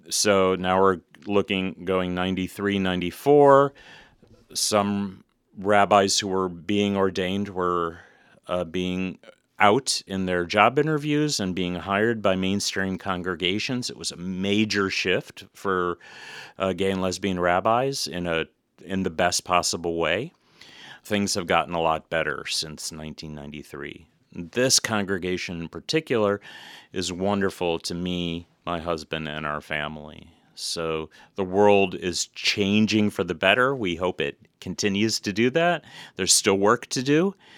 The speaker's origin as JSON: {"language": "English", "country": "United States", "said": "as a gay man, as a dad, as an American"}